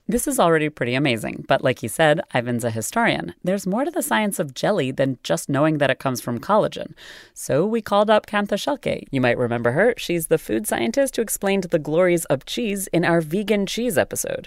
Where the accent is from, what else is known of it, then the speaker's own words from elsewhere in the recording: United States; as an American